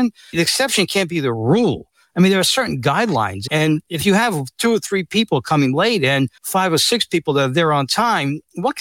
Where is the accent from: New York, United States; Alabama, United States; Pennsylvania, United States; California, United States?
New York, United States; New York City; I was born and raised in the Bronx